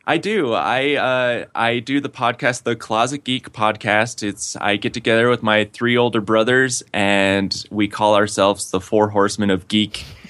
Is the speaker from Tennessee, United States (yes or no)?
no; West Valley City, Utah, United States; moved away; I grew up in West Valley City, Utah